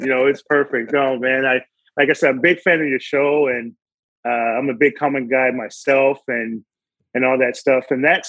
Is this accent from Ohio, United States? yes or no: no; Oakland, California, United States; born there; also born or lived in Modesto / Stockton / Kansas City; And born in Oakland. My dad was born in Oakland, my mom. So, and then I ended up moving to Modesto, of all places.